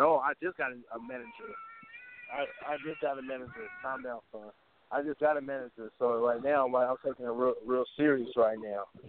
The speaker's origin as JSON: {"language": "English", "town": "Oakland", "region": "California", "country": "United States", "said": "I'm from Oakland, California"}